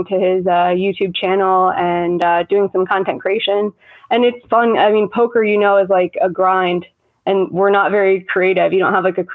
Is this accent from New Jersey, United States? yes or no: yes; Monroe, New Jersey, United States; I grew up in Monroe, New Jersey, a really small town in Jersey